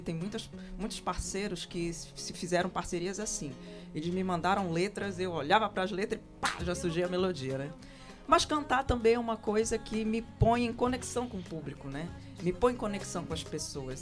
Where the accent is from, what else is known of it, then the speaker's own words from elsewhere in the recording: Pará, Brazil; eu, como boa paraense, também desde moleca, filha de Marajoara, né, que minha mãe é de Cachoeira do Arari